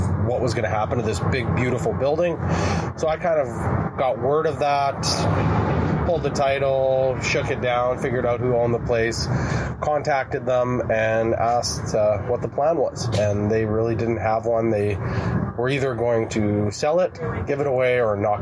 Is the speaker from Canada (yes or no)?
yes; Brandon, Manitoba, Canada; also born or lived in Winnipeg, Manitoba; now in Onanole, Canada; I grew up in Brandon, you know, after university, lived in Winnipeg